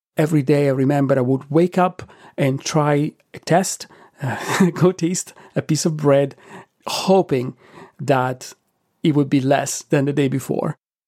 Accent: Italy; Though growing up in Italy, I did have pine nuts frequently in pesto, in strudel, and in other preparations

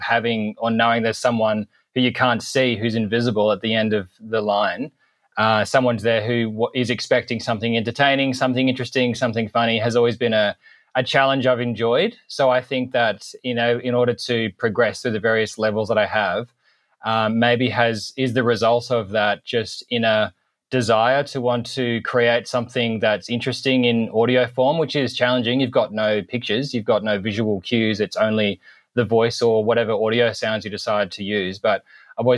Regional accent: Sydney, New South Wales, Australia; moved away as an adult; also born or lived in Brisbane / Gold Coast / Sunshine Coast / Queensland; now in Albany, Australia; I grew up in Sydney and spent some time in Brisbane.

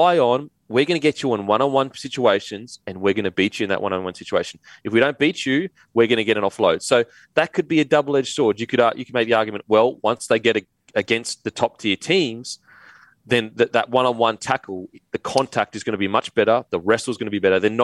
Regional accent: Australia; as an Aussie

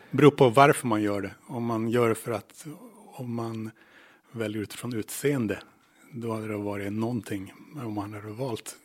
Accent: Luleå, Norrbotten County, Sweden; moved away as an adult; now in Åland, Finland; där jag växte upp, till exempel i Luleå

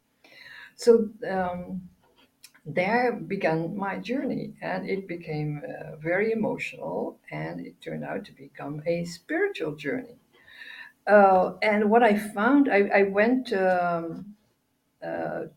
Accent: Netherlands; I'm from the Netherlands, born here

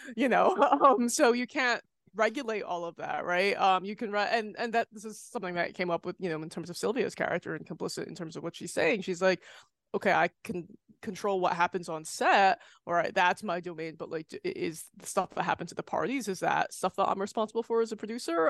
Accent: United States; moved away; I'm American, but I don't live there

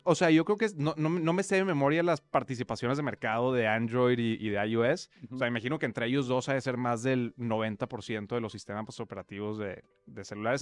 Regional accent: Monterrey, Nuevo León, Mexico; accent: regio; moved away as an adult; also born or lived in Mexico City / United States / Europe; creo que tampoco el acento se pegó ni nada, entonces seguimos siendo regios por ahora

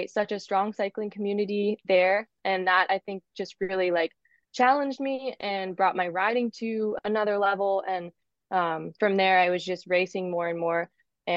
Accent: California, United States; also born or lived in Durango, Colorado / Girona; I'm also here now in California where I grew up

